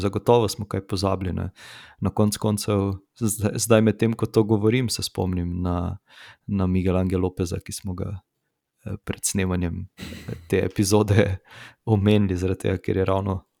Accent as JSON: {"language": "Slovenian", "country": "Slovenia"}